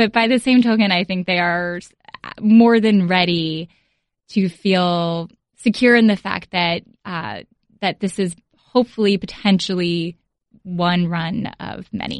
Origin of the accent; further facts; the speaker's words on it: Philadelphia, Pennsylvania, United States; I grew up in Philadelphia.